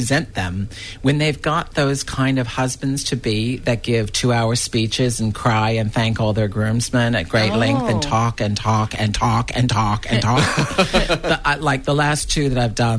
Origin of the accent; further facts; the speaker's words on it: Tasmania, Australia; I'm from Tasmania